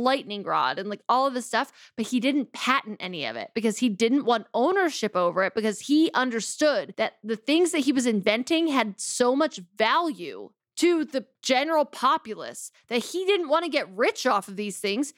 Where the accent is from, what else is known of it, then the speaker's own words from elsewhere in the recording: Philadelphia, Pennsylvania, United States; I'm from Philadelphia